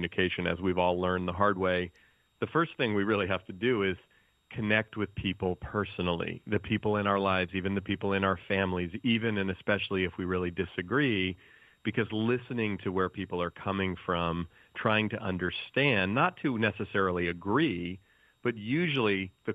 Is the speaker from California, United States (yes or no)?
yes; the Bay Area, California, United States; I grew up in the Bay Area where I still live